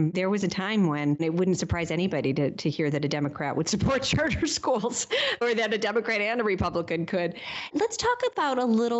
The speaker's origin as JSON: {"language": "English", "town": "Detroit", "region": "Michigan", "country": "United States", "tie": "born or raised there", "also_born_or_lived": "Indiana", "moved": "yes", "said": "I grew up in the Detroit area, but I am a Hoosier in terms of my undergraduate education."}